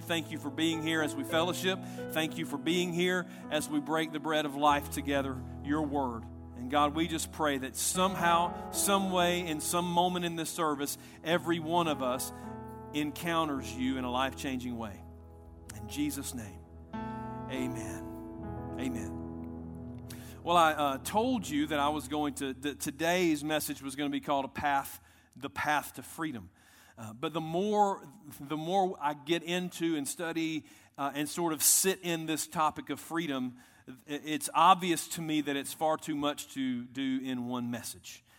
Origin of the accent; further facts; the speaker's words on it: United States; I'm proud American